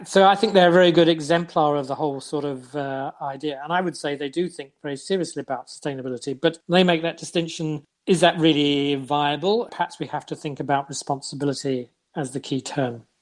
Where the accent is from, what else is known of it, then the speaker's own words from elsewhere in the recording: London, United Kingdom; first language English; moved away as an adult; now in Norway; I come from London